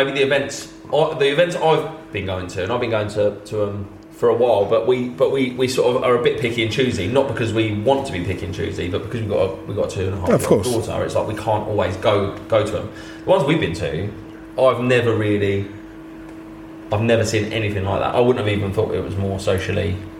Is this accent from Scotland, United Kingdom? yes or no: no; South East England, United Kingdom; Kent, yeah.